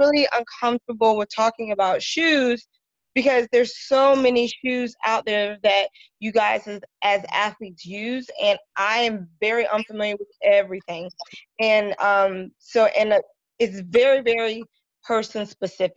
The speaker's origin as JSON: {"language": "English", "region": "South Carolina", "country": "United States", "also_born_or_lived": "Philadelphia, Pennsylvania", "moved": "as an adult", "lives_now": "Atlanta, United States", "said": "I'm originally from South Carolina"}